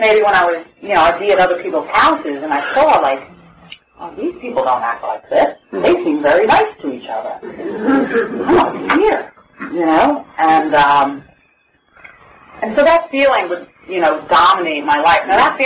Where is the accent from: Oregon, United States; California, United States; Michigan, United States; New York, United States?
New York, United States; New York City; now in Oceanside, United States; I grew up in Brooklyn